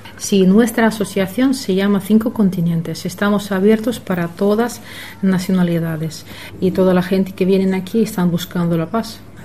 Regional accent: Russia; now in Torrevieja, Spain; soy rusa

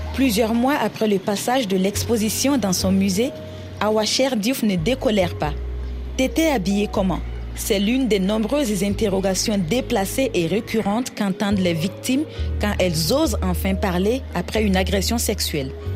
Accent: Côte d’Ivoire; moved away as an adult; also born or lived in Burkina Faso; now in Senegal; je suis née et que j'ai grandi en Côte d'Ivoire, mais mon pays d'origine est le Burkina Faso où j'ai fait mes études universitaires

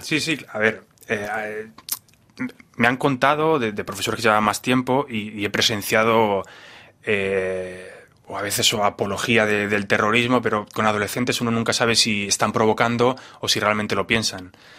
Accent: Spain; moved away; yo vengo de España, donde, donde es un país totalmente bipolar

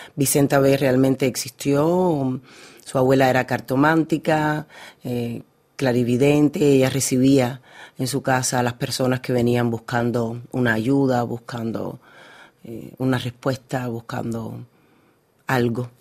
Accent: Havana, Cuba; en Cuba, en La Habana, en, el lugar donde yo nací

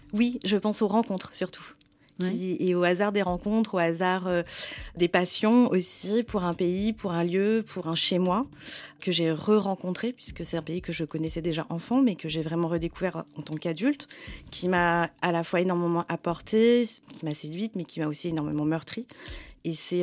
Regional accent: France; J'ai grandi en France, j'ai grandi avec de la, culture occidentale

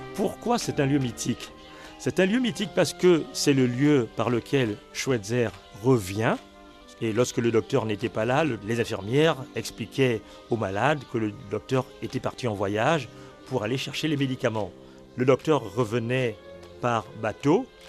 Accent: Lambaréné, Moyen-Ogooué, Gabon; je suis né à Lambaréné

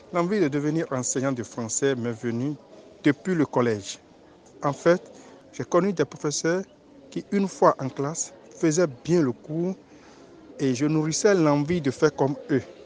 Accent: Grand-Popo, Mono, Benin; je suis originaire de la commune de Kampopo, plus précisément de l'arrondissement d'Adjaha

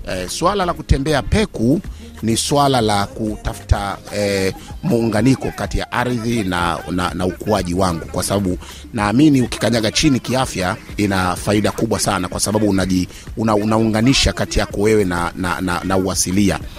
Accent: Mchomoro, Ruvuma, Tanzania; Mimi natokea na Mtumbo pale Mchomoro.

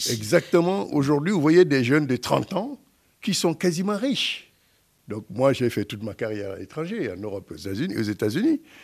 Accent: Guinea; moved away; en tant que Guinéen

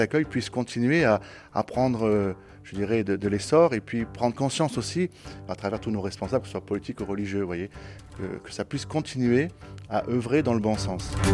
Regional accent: Marseille, Provence-Alpes-Côte d'Azur, France; Je suis Marseillais depuis 41 ans.

